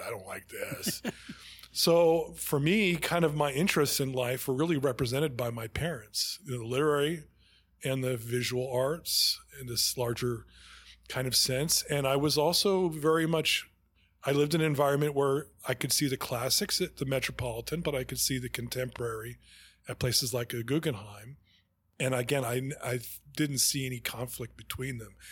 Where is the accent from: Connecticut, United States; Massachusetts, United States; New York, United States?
New York, United States; New York City; I grew up here in, in Manhattan